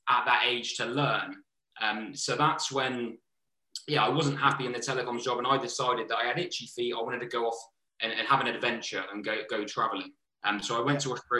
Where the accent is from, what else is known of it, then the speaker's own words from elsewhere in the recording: Southampton, South East England, United Kingdom; also born or lived in London; I'm going back to Southampton.